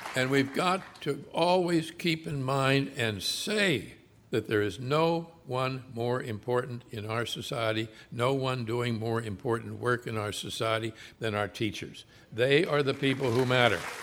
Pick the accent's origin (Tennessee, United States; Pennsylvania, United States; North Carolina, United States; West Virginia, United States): Pennsylvania, United States; Pittsburgh; I grew up in Pittsburgh, Pennsylvania